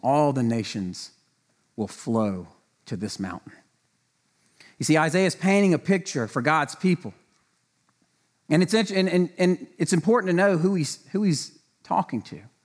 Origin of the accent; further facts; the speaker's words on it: the South, United States; I grew up in the South